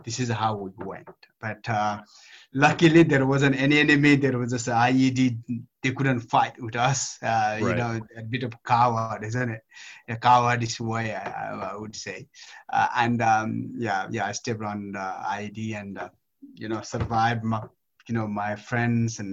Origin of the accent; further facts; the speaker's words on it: Nepal; moved away as an adult; now in United Kingdom; I grew up in Nepal, beaten by my, parents, and, went to barefoot.